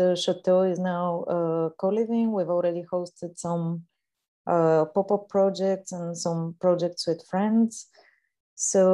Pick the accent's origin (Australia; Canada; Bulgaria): Bulgaria; now in France; I was born in Bulgaria.